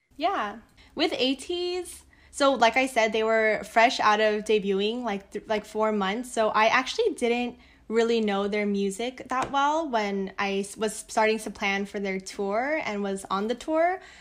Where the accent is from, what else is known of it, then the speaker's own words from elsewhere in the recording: United States; I'm Korean, but I'm Korean American